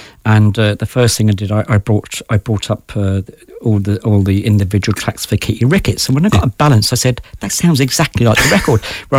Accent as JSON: {"language": "English", "country": "Ireland", "said": "Well, I think because we're Irish, and I would include obviously … in this as well, is that we're storytellers, you know?"}